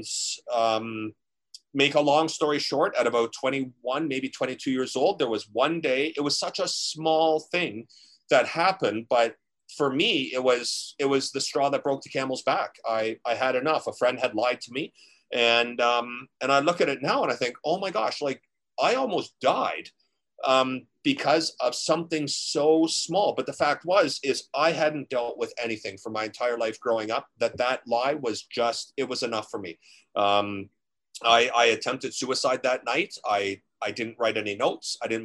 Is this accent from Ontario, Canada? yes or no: yes; Ontario, Canada; growing up in Ontario